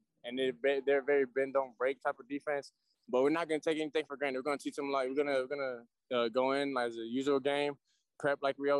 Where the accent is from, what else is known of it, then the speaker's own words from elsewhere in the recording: the South, United States; moved away; I'm down from the South